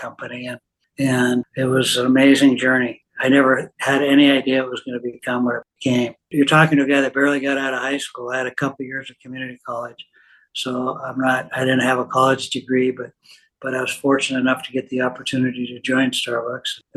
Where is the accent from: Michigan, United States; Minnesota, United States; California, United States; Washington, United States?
Washington, United States; Seattle; I was born in Seattle. My parents were both immigrants. My dad had a small mom and pop grocery store in the Seattle area. So I learned retail from a very early age